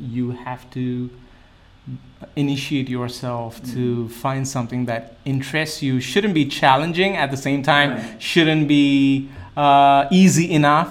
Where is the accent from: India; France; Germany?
India; now in United States; I'm from India